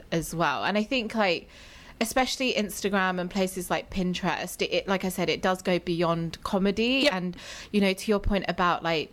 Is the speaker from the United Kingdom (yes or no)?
yes; United Kingdom; moved away as an adult; now in United States; I'm British